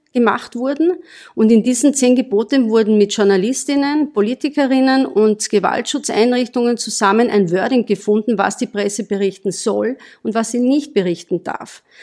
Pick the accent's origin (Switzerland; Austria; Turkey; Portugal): Austria; Bei uns in Österreich